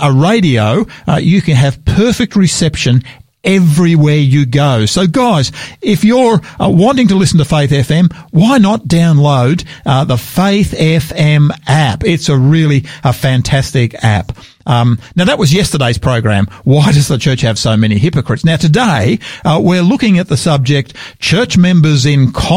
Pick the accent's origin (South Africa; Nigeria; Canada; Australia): Australia; Wentworthville, New South Wales; now in Adelaide, Australia; that's my hometown. That's where I grew up, out Wentworthville on the just on the southern on the western side of Parramatta